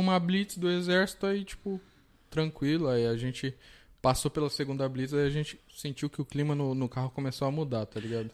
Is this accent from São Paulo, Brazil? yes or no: yes; Mauá, São Paulo, Brazil; Eu sou de Mauá